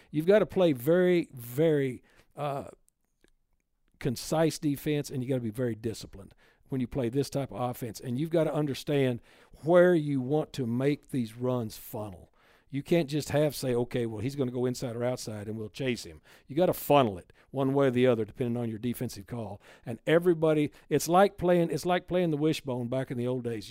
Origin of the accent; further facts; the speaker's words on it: Texas, United States; moved away; I'm from Texas